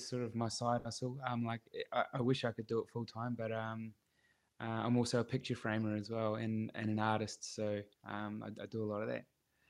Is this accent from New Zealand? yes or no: yes; New Zealand; now in Gold Coast, Australia; little farming town, to the big city in Australia. So that's what that song's about.